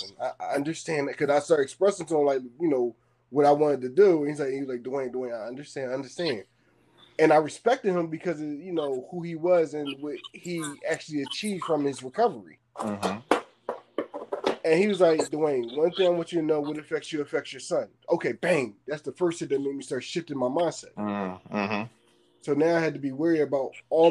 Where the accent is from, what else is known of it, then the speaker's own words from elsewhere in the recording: Philadelphia, Pennsylvania, United States; moved away; We're from North Philly